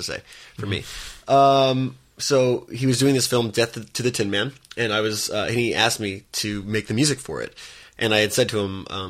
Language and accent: English; New York City, New York, United States; moved away as an adult; also born or lived in Purchase, New York; now in Los Angeles, United States; I grew up in Brooklyn.